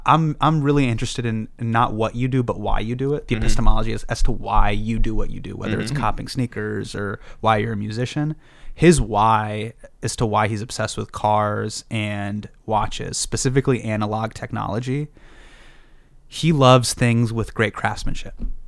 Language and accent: English; Davis, California, United States; moved away as an adult; also born or lived in Los Angeles, California; now in New York, United States; I grew up in Davis, California.